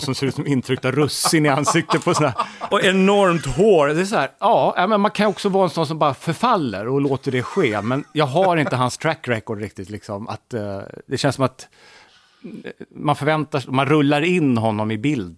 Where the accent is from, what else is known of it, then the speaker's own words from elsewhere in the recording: Täby, Stockholm County, Sweden; Jag är född i Stockholm, i Täby, mm. 1963